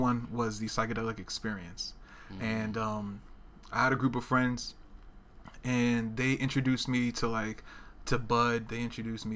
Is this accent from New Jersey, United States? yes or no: yes; Newark, New Jersey, United States; moved away as an adult; also born or lived in South Georgia; now in Portland, United States; I grew up in New Jersey. I grew up in Newark, New Jersey